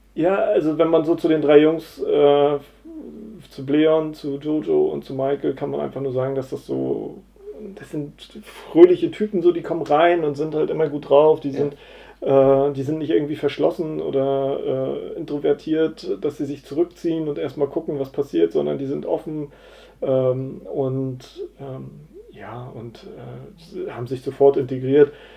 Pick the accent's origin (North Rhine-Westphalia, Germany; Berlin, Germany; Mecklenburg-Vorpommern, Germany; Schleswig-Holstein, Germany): Mecklenburg-Vorpommern, Germany; Rostock; also born or lived in Bad Doberan; da bin ich dann aufgewachsen